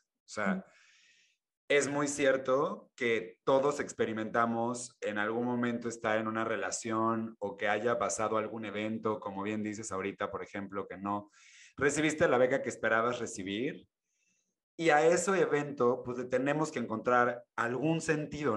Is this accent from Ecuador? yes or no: no; Mexico; soy mexicano